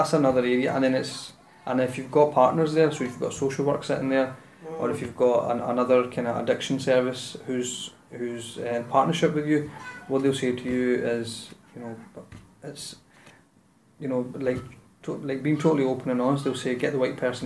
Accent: Glasgow, Scotland, United Kingdom; I'm born and bred in the South Side

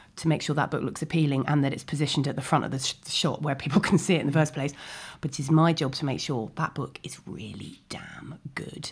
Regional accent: London, United Kingdom; also born or lived in Ealing; I grew up in Chiswick, well-known wilderness of, um, and then I went to school in Ealing.

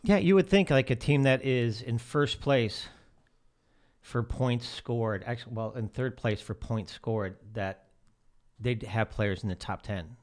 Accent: outside of Chicago, Illinois, United States; moved away; I grew up outside of Chicago.

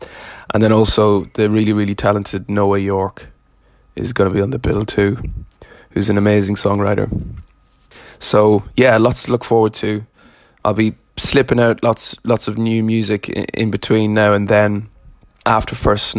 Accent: Dundalk, Leinster, Ireland; moved away as an adult; also born or lived in Hackney, London; now in London, United Kingdom; I make music as … I'm from Dundalk, but have been based in Hackney in London for the past decade or so.

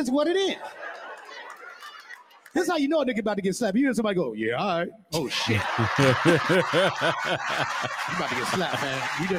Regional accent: Chicago, Illinois, United States; It ain't right, but I get it, you know, because I'm from the West Side of Chicago.

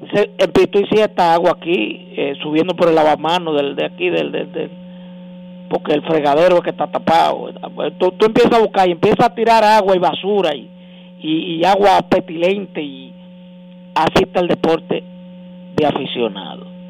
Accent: Dominican Republic; como dominicanos

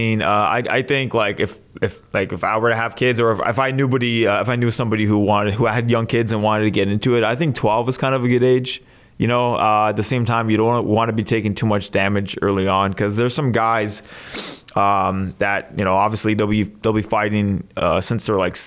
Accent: Mississauga, Ontario, Canada; Mississauga, yeah.

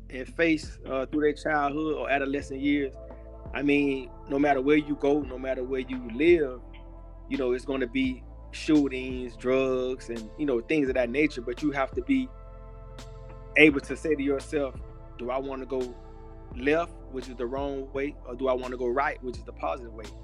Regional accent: Miami, Florida, United States; I'm from Miami, Florida. Uh, grew up in a neighborhood called Brown Sub. Also lived in another neighborhood called Overtown.

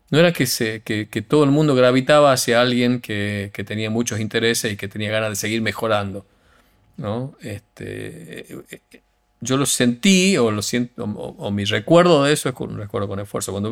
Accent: Tucumán, Argentina; accent: Tucumán; yo cuando voy a España, como sé que los argentinos no, no nos quieren, pelo mi acento tucumano más prístino

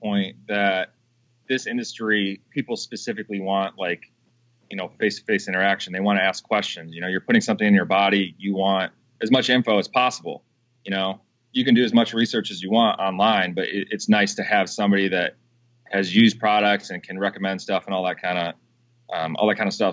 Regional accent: Madison, United States; my hometown in Madison.

